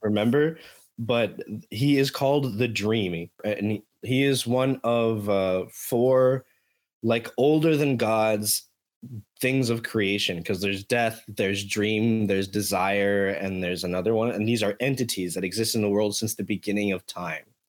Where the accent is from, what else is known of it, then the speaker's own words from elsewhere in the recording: Miami, Florida, United States; moved away; born and raised in Miami